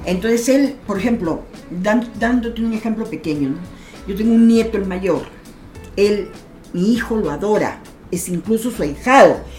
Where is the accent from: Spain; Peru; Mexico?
Peru; moved away as an adult; also born or lived in Santiago, Chile; mi forma de hablar era pues notoria, que yo soy peruana